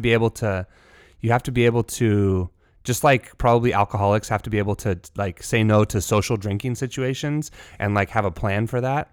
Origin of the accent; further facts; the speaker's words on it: California, United States; me as a Californian